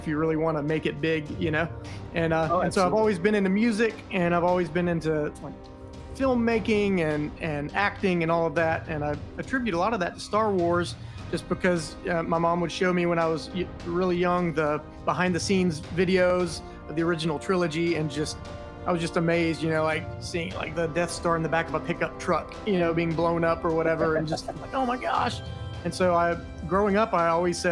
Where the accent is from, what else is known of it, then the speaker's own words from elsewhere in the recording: northeast Florida, United States; I'm from Florida, the crazy state of Florida. I've lived here my whole life. I grew up in the northeast section of Florida.